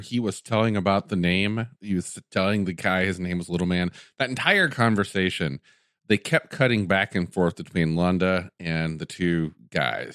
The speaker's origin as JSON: {"language": "English", "region": "Tennessee", "country": "United States", "tie": "born or raised there", "said": "where I grew up, Tennessee"}